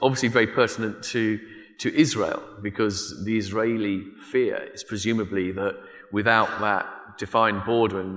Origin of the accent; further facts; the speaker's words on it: United Kingdom; in Britain, I'm from Britain